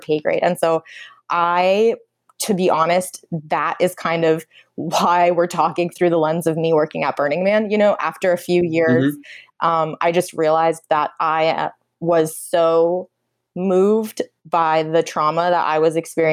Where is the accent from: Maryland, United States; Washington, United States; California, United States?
California, United States; Napa Valley; also born or lived in Bangalore, India; I'm from the Napa Valley, which is the indigenous Wapo territory in Central California.